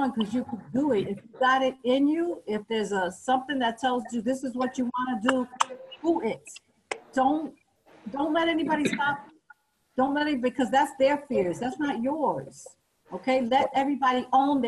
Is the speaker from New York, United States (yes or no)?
yes; New York City, New York, United States; I lived in New York City, I'm from New York